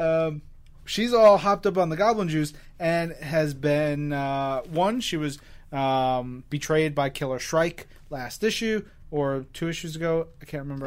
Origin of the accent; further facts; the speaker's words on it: New York City, New York, United States; as a New Yorker